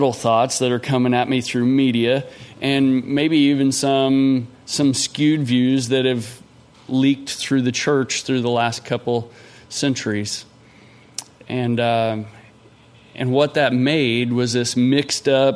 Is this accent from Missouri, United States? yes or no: yes; Cosby, Missouri, United States; I grew up in Cosby, Missouri